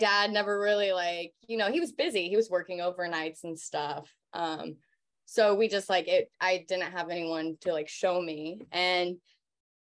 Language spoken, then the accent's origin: English; Independence, Missouri, United States; I grew up outside of Kansas City in Independence, Missouri